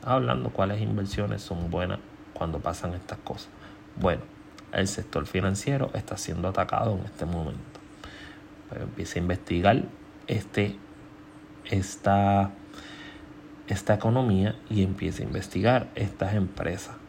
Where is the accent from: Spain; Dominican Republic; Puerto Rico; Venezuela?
Puerto Rico